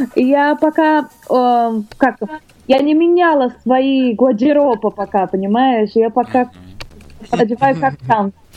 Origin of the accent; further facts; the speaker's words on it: Rio de Janeiro, Brazil; Russian is a second language; moved away as an adult; now in Russia; Я родилась там, в Бразилии, мой город Рио-де-Жанейро